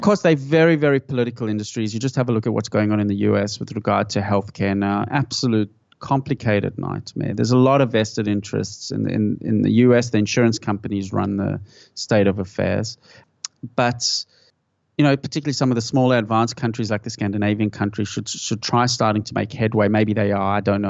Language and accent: English; South Africa; moved away; I grew up in South Africa